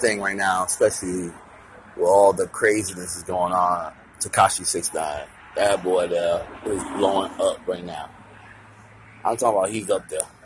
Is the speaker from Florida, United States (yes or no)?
yes; Miami, Florida, United States; my hometown. Cause at the 305 Miami